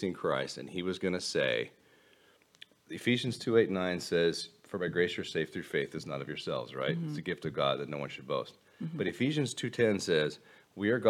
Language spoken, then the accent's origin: English; United States; now in Colorado, United States; I'm an American